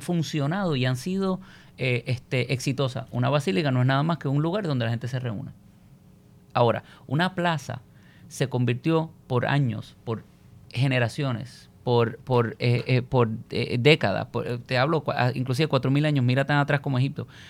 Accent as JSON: {"language": "Spanish", "country": "Puerto Rico"}